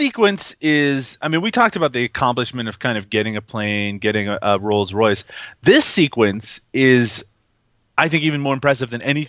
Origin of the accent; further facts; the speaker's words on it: Canada; I'm Canadian